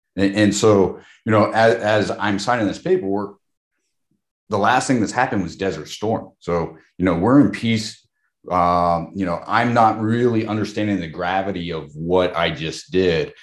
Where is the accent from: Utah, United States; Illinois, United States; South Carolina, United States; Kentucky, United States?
South Carolina, United States; Charleston; moved away as an adult; also born or lived in Houston; I grew up in Charleston, South Carolina